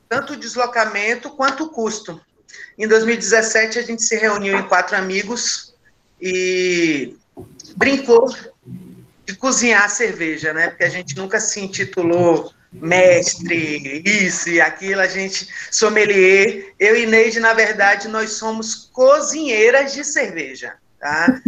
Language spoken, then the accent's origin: Portuguese; Northeast Region, Brazil; eu sou nordestina, lésbica e periférica